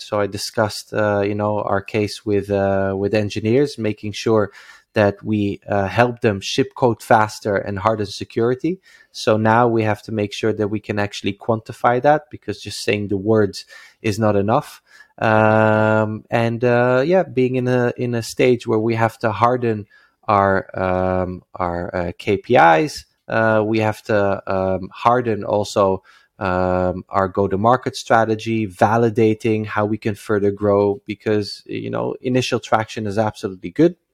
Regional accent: Netherlands; moved away as an adult; now in Israel; I come from the Netherlands

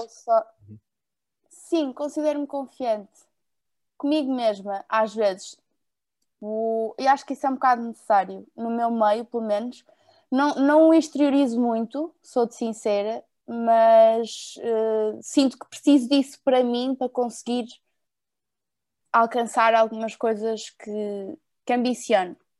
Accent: Porto, Norte, Portugal; also born or lived in Lisbon; sou do Porto, atualmente moro entre o Porto e Lisboa

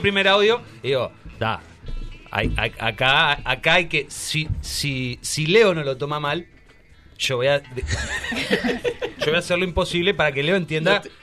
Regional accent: Uruguay; yo como uruguayo

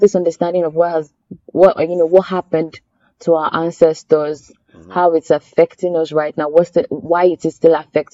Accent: Nigeria; now in Rwanda; as a Nigerian I've ever been proud of being Nigerian

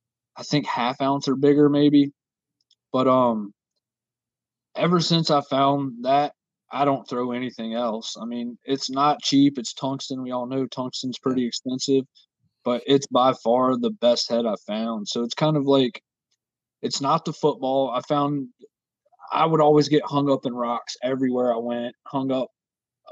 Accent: Virginia, United States; I am from Virginia

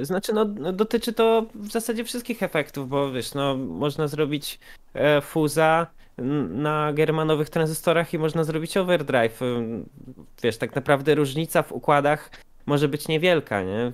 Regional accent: Poland; jestem faktycznie z Polski

